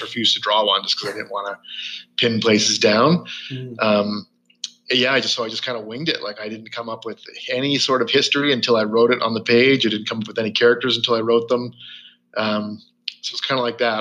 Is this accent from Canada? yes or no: yes; rural Ontario, Canada; I grew up in a in a pretty rural Ontario for most the most part of my life. Small towns.